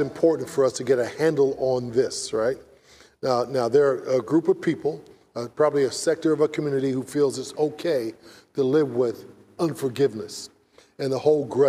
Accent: San Francisco, California, United States; I grew up in San Francisco

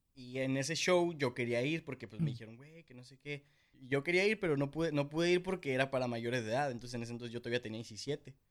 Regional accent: Tijuana, Baja California, Mexico; aquí en Tijuana todos somos

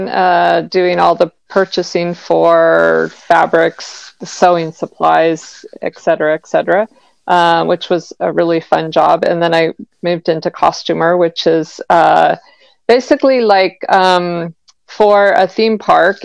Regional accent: Southern California, United States; also born or lived in Long Beach; growing up in Southern California

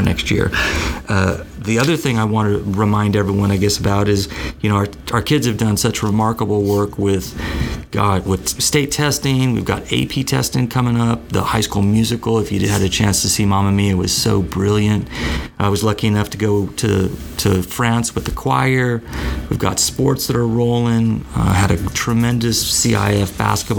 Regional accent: Covina, California, United States; I'm Southern California born and bred. I was raised out in the San Gabriel Valley

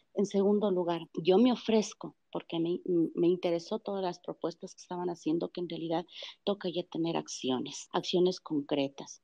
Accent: Quito, Pichincha, Ecuador; nosotros los quiteños auténticos de cepa que hemos nacido en el centro histórico

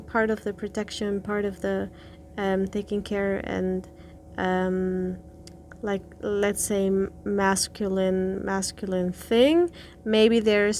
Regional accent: Berlin, Germany; moved away as an adult; I grew up in Berlin

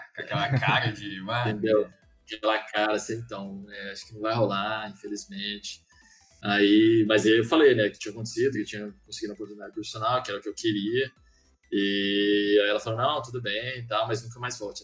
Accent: Maranhão, Brazil; moved away; aí eu voltei pro Maranhão, que eu sou do Maranhão, inclusive

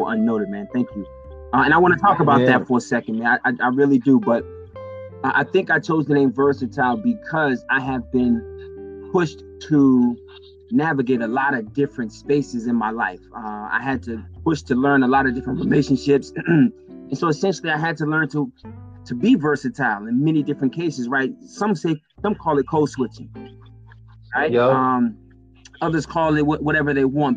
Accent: Boston, Massachusetts, United States; I'm from Mission Hill

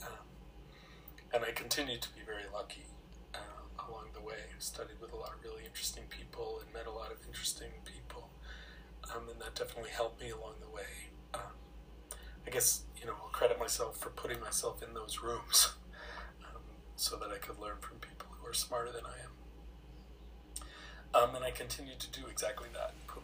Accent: United States; moved away as an adult; I'm from the States originally. I moved here 25 years ago

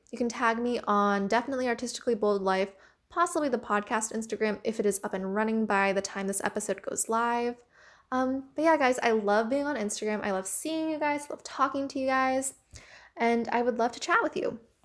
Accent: United States; I am Asian American

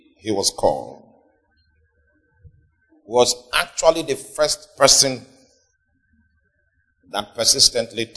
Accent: Nigeria; Even in our deteriorated state, we still, in terms of statistics, we are still the most religious nation

